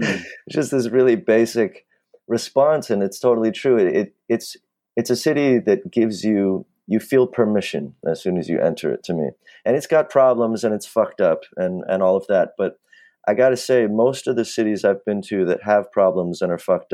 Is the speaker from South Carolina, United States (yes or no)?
no; Los Angeles, California, United States; So I grew up in the Valley in Los Angeles. Sort of middle class, upper middle class, all the benefits of that, being white and a male and upper middle class.